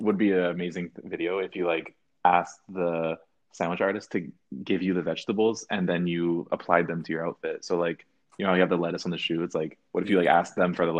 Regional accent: Vancouver, British Columbia, Canada; We're from Vancouver, Canada.

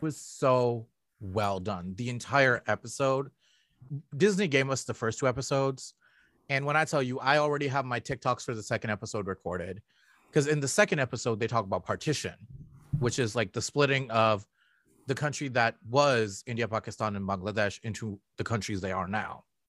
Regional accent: Toronto, Ontario, Canada; I'm from Scarborough.

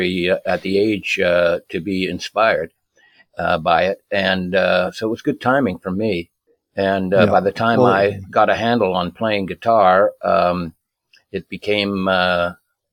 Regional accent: Brantford, Ontario, Canada; I was born in Brantford some time ago

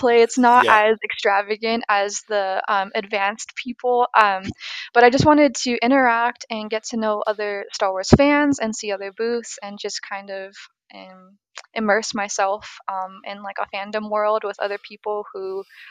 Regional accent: Orange County, California, United States; moved away as an adult; now in Texas, United States; I was in Orange County

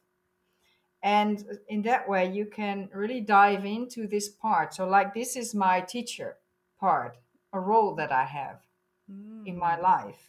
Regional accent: Netherlands; I'm from the Netherlands.

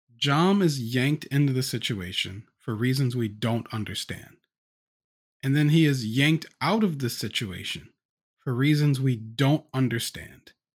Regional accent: the South, United States; I'm black, and I'm from the U S, and I grew up in the South

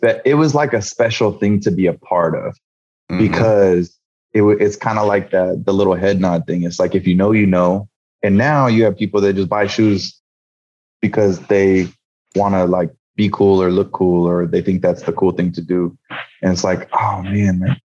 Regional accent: San Jose, California, United States; I grew up in the Bay Area in San Jose, California.

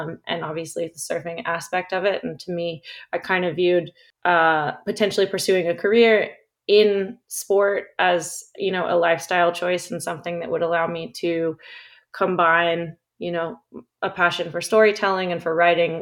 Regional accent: California, United States; I grew up in California

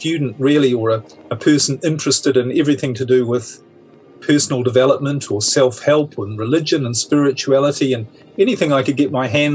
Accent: New Zealand; moved away; I'm originally from New Zealand, so a bit of a globetrotter

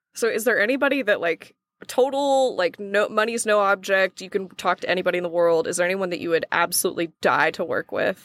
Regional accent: Oklahoma, United States; I'm from Oklahoma

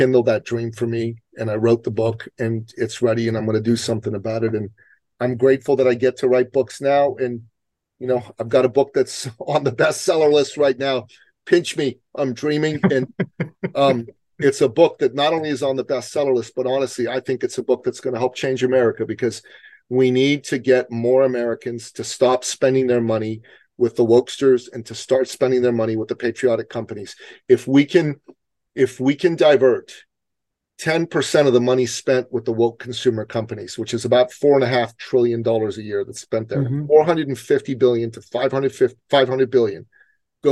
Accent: Iran; now in United States; I come from Iran, okay? And where I come from, when your side loses an election, you better leave the country

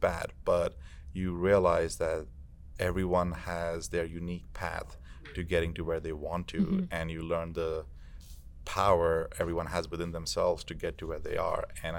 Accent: San Antonio, Texas, United States; I'm from San Antonio

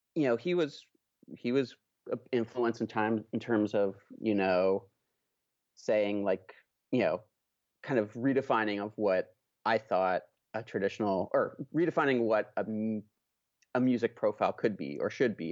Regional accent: Oakland, California, United States; I grew up in Oakland, California

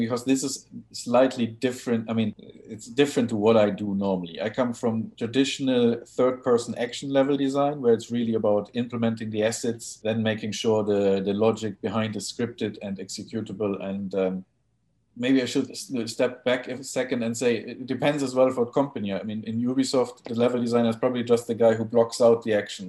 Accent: Hamburg, Germany; also born or lived in Wales; I'm from Hamburg originally

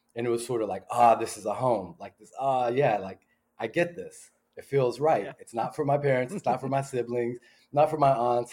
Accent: Pasadena, California, United States; grew up in Pasadena, California.

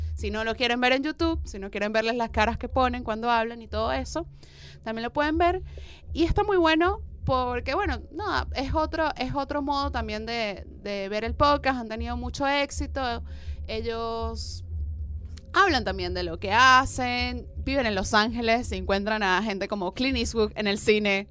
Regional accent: Venezuela; now in Argentina; yo soy venezolana

